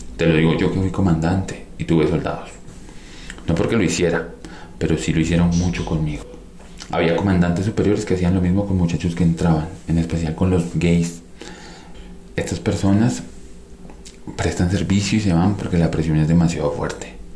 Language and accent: Spanish; Colombia; moved away as an adult; venimos del país del Sagrado Corazón